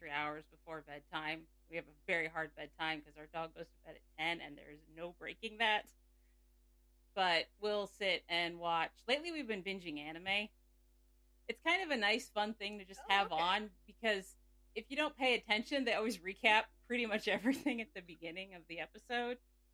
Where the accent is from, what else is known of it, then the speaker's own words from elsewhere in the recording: Nebraska, United States; I am from Nebraska